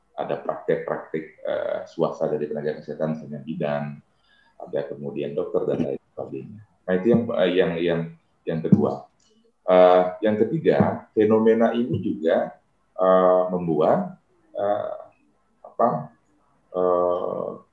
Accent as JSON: {"language": "Indonesian", "area": "Buleleng", "region": "Bali", "country": "Indonesia", "said": "desa saya berbatasan dengan Kabupaten Karangasem"}